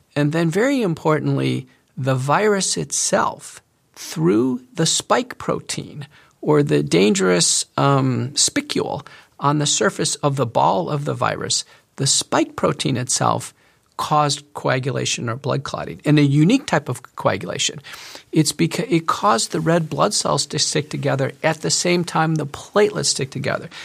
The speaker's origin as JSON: {"language": "English", "country": "United States", "said": "as an American doctor"}